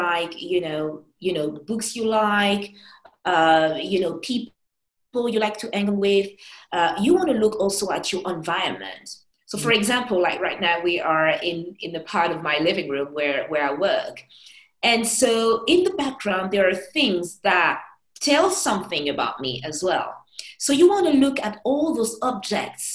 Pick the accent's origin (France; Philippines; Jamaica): France; Paris, Île-de-France; I'm a Parisian, I was born in Paris